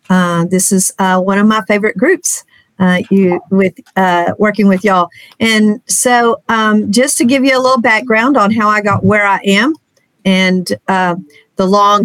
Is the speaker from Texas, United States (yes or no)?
yes; Texas, United States; And that was my hometown. Loved it.